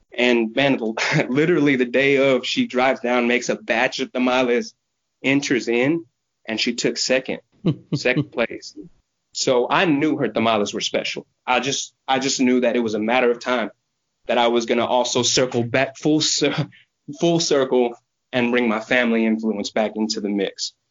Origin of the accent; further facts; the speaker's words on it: Houston, Texas, United States; also born or lived in Angleton, Texas / Brazoria, Texas; I grew up in Houston, Texas, in a neighborhood where I do a majority of my pop ups now